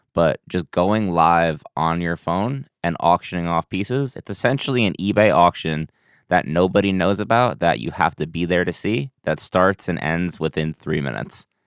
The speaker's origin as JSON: {"language": "English", "town": "Lake Grove", "region": "New York", "country": "United States", "tie": "born or raised there", "moved": "as an adult", "lives_now": "Boston, United States", "said": "born and raised in Long Island, New York"}